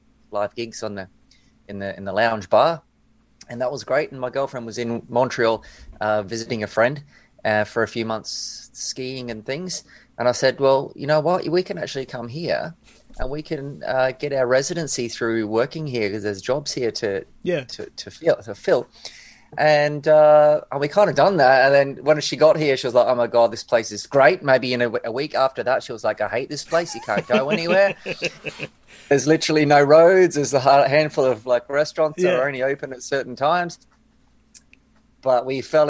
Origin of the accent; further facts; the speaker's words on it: New Zealand; moved away as an adult; also born or lived in Australia; now in Churchill, Canada; I was born in New Zealand, but I'm also Australian.